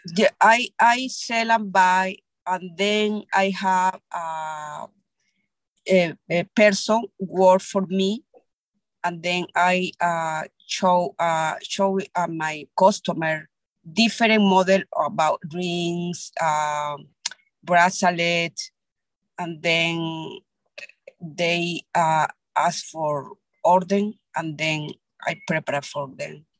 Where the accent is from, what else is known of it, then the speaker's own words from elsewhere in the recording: Peru; English is a second language; moved away as an adult; now in Brentwood, United States; I'm from Peru. I came to uh, United States uh, since uh, 2003